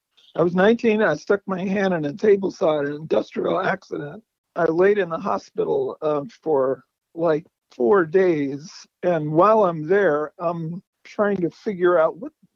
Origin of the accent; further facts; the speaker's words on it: California, United States; also born or lived in San Jacinto / San Diego / Sacramento / San Francisco; now in Arizona and Oregon, United States; I was born in 1944. I grew up in California.